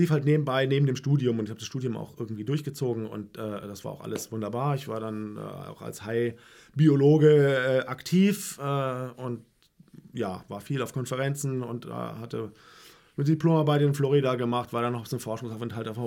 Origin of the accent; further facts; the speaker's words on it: Heidelberg, Baden-Württemberg, Germany; also born or lived in Jena, Germany; ich bin ja in Heidelberg groß geworden.